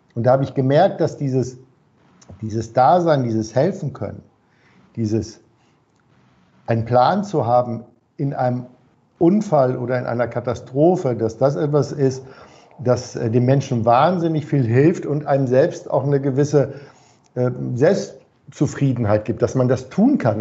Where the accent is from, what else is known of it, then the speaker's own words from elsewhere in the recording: Hamburg, Germany; ich bin ja Hamburger